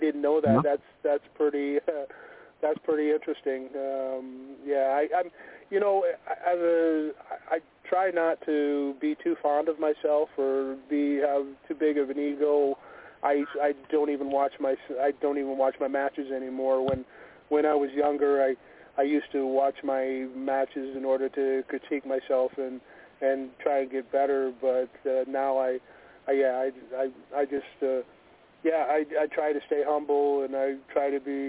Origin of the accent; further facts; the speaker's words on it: Nebraska, United States; moved away; I'm from Nebraska originally